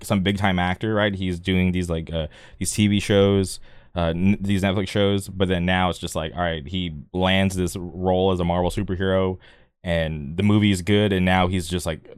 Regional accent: United States; my parents came from, you know, overseas, but I grew up here in America

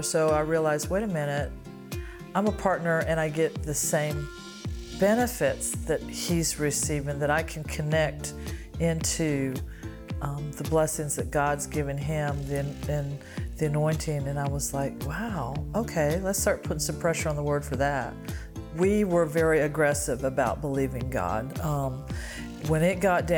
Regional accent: Greenville, South Carolina, United States; I'm from Greenville, South Carolina.

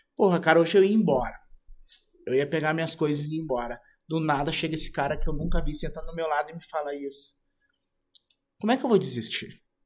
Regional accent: Porto Alegre, Rio Grande do Sul, Brazil; now in Santa Catarina, Brazil; Eu sou de Porto Alegre e fui morar em Santa Catarina.

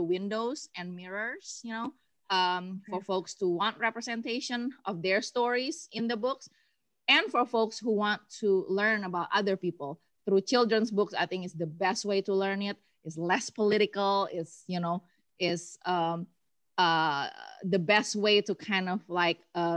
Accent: Bandung, West Java, Indonesia; moved away as an adult; now in Atlanta, United States; So originally in Indo, I come from Bandung

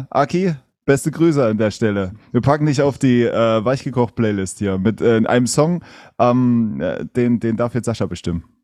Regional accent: Berlin, Germany; Ich komme aus der, aus der Großstadt, ich komme aus Berlin.

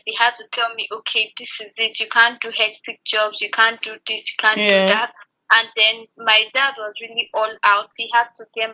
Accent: Abuja, Federal Capital Territory, Nigeria; I grew up in Abuja

